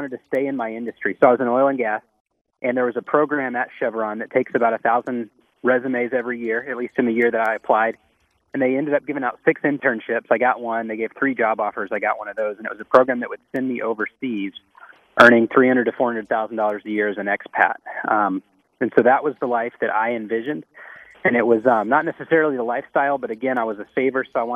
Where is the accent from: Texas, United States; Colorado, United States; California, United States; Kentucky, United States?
Texas, United States; moved away as an adult; also born or lived in Louisiana / Boston; I'm from Texas